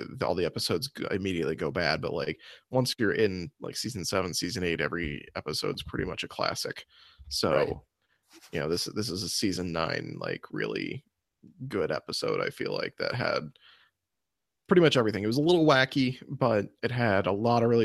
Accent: Springfield, Illinois, United States; I grew up in Springfield, Illinois.

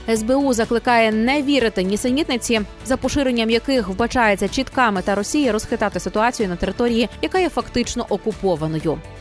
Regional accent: Ukraine; українці, ми незламні

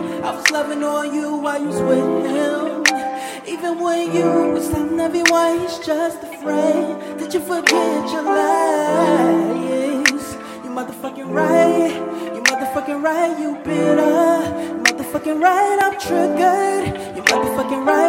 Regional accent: New York, United States; I'm from New York

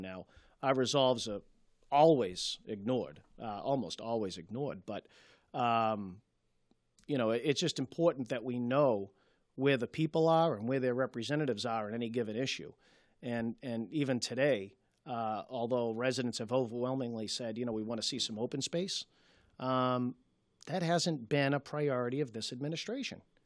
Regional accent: Malden, Massachusetts, United States; born and raised in Ward three

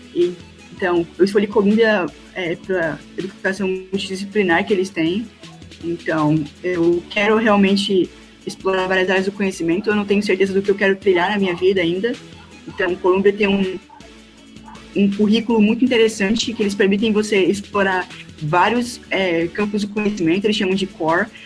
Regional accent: Presidente Médici, Rondônia, Brazil; sou do interior do estado de Rondônia

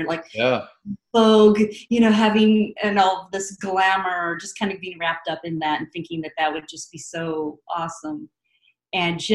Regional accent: California, United States; also born or lived in Santa Rosa, California; now in Occoquan, United States; I was born up in Santa Rosa, which is up north, hippie area. And then we ended up in Southern California when I was in middle school

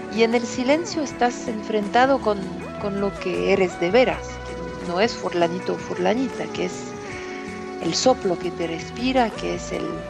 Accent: near Paris, Île-de-France, France; soy una hija de la ciudad, que nací cerca de París y siempre viví en la ciudad

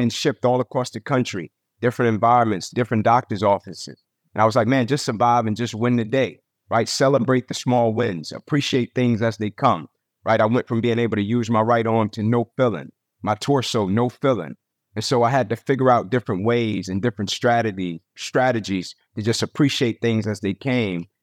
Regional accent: Atlanta, Georgia, United States; moved away as an adult; also born or lived in Tennessee; born and raised in Atlanta

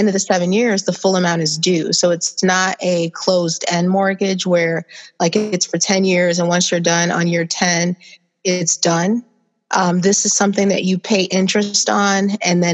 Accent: Joliet, Illinois, United States; now in Chicago, United States; I am from Joliet, Illinois. Came here to Chicago

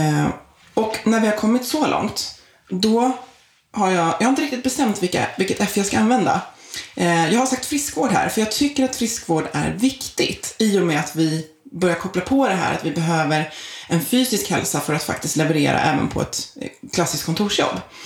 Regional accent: outside Stockholm, Stockholm County, Sweden; also born or lived in Isle of Man; född och uppvuxen utanför Stockholm

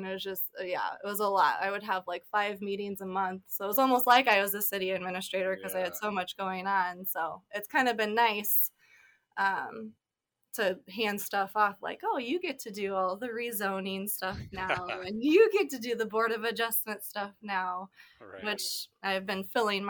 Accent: Chariton, Iowa, United States; I grew up in South Central Iowa, in Lucas County. I graduated from Sheraton, home of Hy-Vee.

